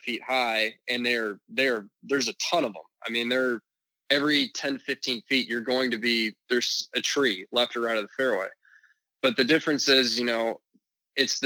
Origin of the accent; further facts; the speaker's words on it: Dallas, Texas, United States; also born or lived in San Francisco, California / Plano, Texas; I'm originally from San Francisco, then moved to Dallas when I was 9